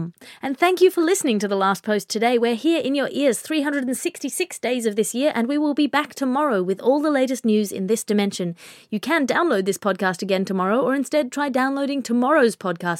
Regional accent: Australia; we in Australia

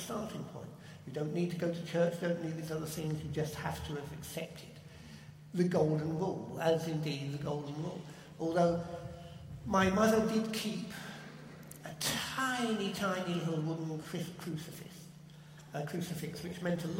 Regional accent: South East England, United Kingdom; I was born in the Chilterns, which is chalk country.

